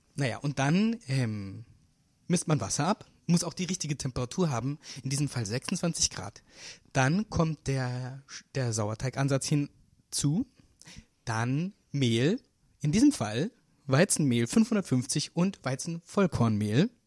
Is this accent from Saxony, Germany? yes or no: no; Munich, Bavaria, Germany; now in Berlin, Germany; ich bin ja aus München